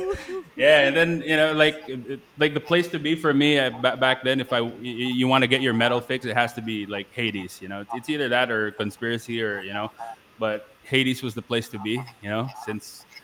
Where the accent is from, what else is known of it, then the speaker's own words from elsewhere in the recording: Pampanga, Central Luzon, Philippines; family's over here in my hometown